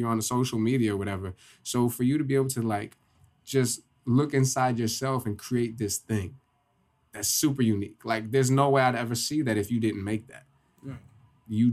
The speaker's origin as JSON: {"language": "English", "town": "Poughkeepsie", "region": "New York", "country": "United States", "said": "I'm from Poughkeepsie"}